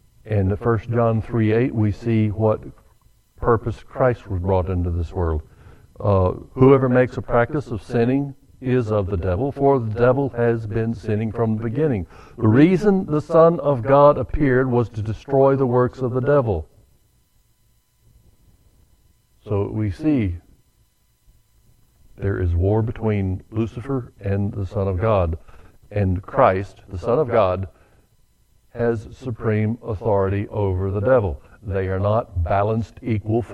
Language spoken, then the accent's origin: English; the South, United States; I was born and raised in the South